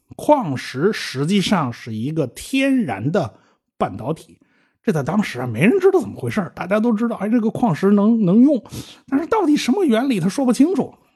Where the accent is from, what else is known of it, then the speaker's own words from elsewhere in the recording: China; 我们中国人